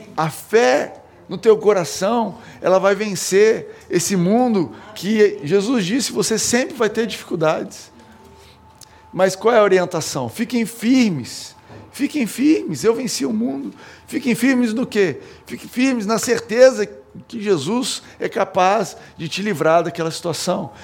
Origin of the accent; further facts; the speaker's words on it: Brazil; eu, como brasileiro